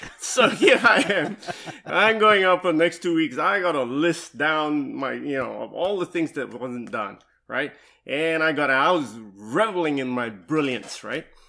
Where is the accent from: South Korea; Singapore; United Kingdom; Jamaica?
Singapore; also born or lived in Dallas, Texas / Louisville, Kentucky / Seattle, Washington; now in Nashville, United States; I'm originally from Singapore, though, right? And I came to the U S, uh, in nineteen ninety-eight.